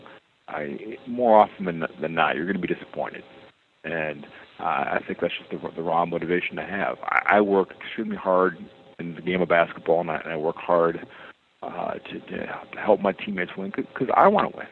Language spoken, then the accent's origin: English; Detroit, Michigan, United States; growing up in Detroit